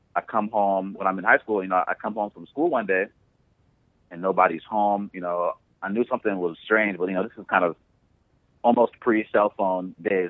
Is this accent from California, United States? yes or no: no; Columbus, Ohio, United States; moved away as an adult; also born or lived in Youngstown, Ohio / Nigeria (family origin); now in Los Angeles, United States; I was born and raised in Ohio. So, born in Youngstown, Ohio, and grew up in Columbus, Ohio.